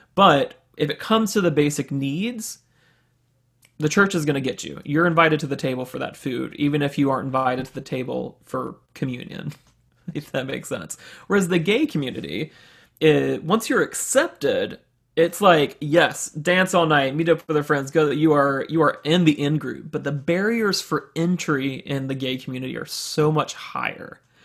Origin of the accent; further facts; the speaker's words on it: Birmingham, Alabama, United States; was born and raised in Birmingham, Alabama, in a very, uh, conservative Southern Baptist home